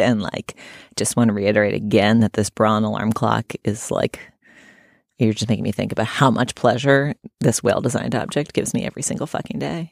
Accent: Boston, Massachusetts, United States; moved away; growing up in New England and in Boston in particular

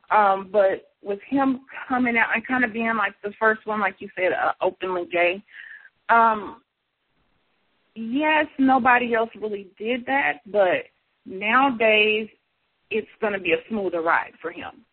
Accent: Kansas City, Missouri, United States; now in St. Louis, United States; I grew up in Kansas City more than in St. Louis

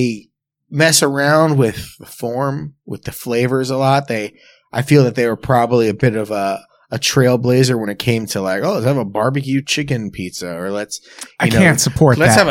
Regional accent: West Coast, United States; I'm from the West Coast

